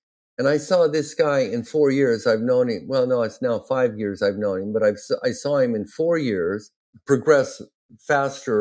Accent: Ontario, Oregon, United States; my hometown, Ontario, Oregon

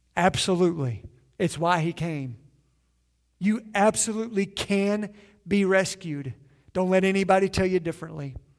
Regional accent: Southeastern Kentucky, United States; I'm from Southeastern Kentucky

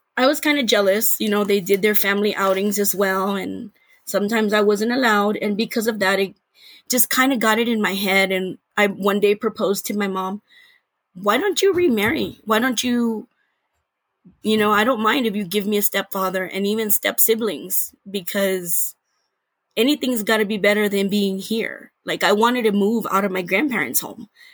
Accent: San Antonio, Texas, United States; I grew up in Texas.

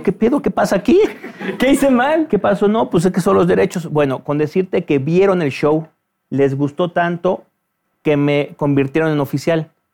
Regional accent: Mexico City, Mexico; terminé la preparatoria en el Centro Universitario México

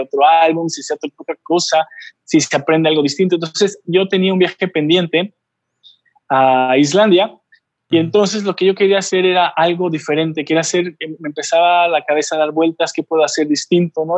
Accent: Oaxaca, Mexico; moved away; also born or lived in Puebla; hace 9 me regresé aquí a la ciudad de Oaxaca, de donde soy originario

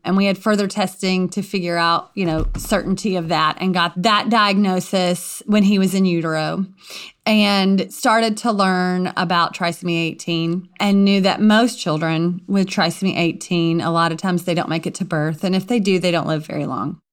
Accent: Louisiana, United States; I grew up, um, in a very small community in Louisiana.

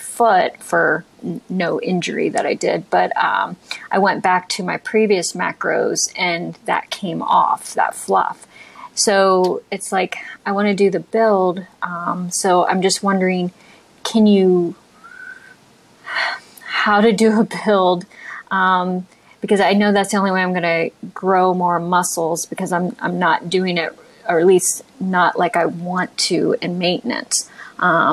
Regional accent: Ohio, United States; now in San Francisco, United States; I'm from Ohio

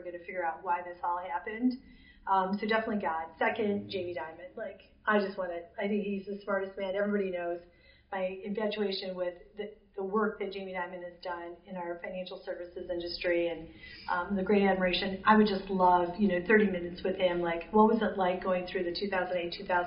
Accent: Michigan, United States; I'm from Michigan. I haven't even moved more than 20 miles in my whole life

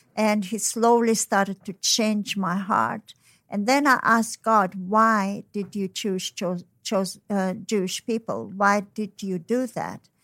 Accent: Tashkent, Uzbekistan; moved away; I was born in Tashkent, so it's, uh, you know, Tashkent is, uh, near China and Mongolia

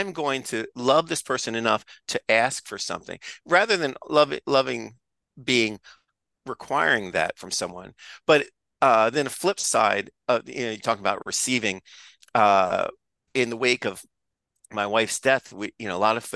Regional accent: United States; I'm an American

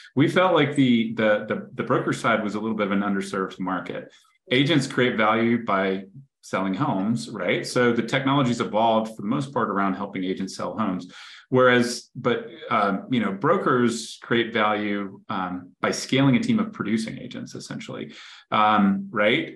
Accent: Greensboro, North Carolina, United States; I grew up in Greensboro, North Carolina

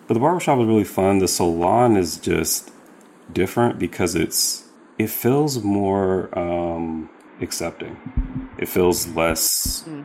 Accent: Sacramento, California, United States; I grew up in Sacramento

